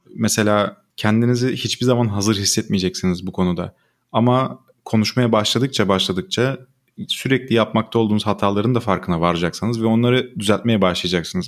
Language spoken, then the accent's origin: Turkish; Turkey; Biz Türkler olarak